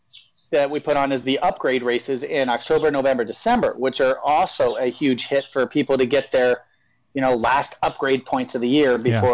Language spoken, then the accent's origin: English; Ohio, United States; also born or lived in Southern California; now in California, United States; I'm originally from Ohio, and I moved out to California in probably about 97, 98.